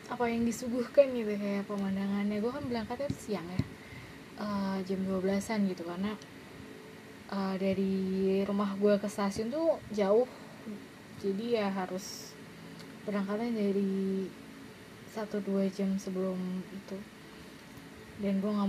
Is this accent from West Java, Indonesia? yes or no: yes; Bandung, West Java, Indonesia; jadi sebenarnya gue tuh orang Bandung gue lahir dan besar di Bandung